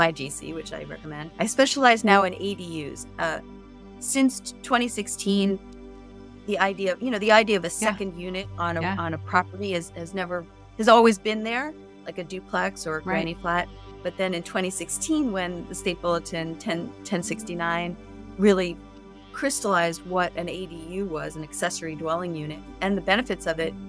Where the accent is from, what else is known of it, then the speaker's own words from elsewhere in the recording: New York City, New York, United States; now in San Diego, United States; I come from New York City